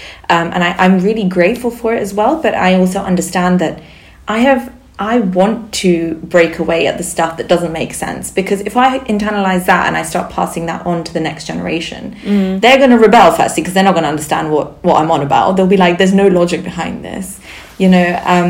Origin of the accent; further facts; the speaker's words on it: Barcelona, Catalonia, Spain; first language Sindhi; English is a second language; moved away; I grew up in Barcelona, yeah.